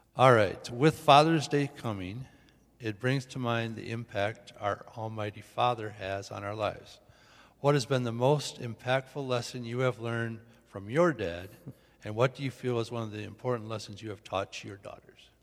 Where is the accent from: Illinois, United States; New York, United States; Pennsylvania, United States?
Illinois, United States; Rockford; growing up in Rockford